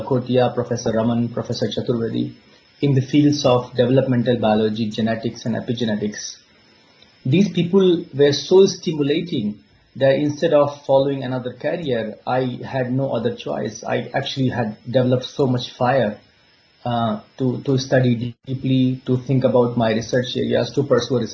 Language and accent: English; India; moved away as an adult; also born or lived in Singapore / Uppsala, Sweden / Baltimore, United States / Basel, Switzerland; now in Belfast, United Kingdom; I was born in India many years ago along the India-Nepal border near Himalayas